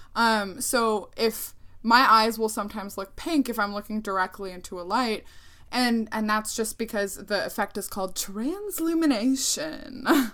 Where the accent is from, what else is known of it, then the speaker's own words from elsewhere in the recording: Ohio, United States; I didn't grow up in Puerto Rico. I grew up in the United States. I grew up in Ohio